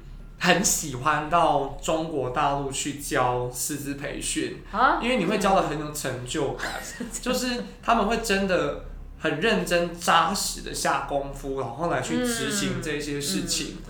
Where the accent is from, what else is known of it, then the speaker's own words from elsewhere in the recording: Taiwan; 我是标准的台湾人